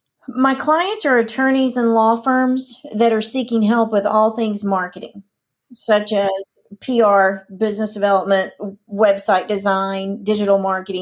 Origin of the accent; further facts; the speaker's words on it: Amarillo, Texas, United States; now in Dallas, United States; I'm originally from Amarillo, born and raised, so what most would consider a small town.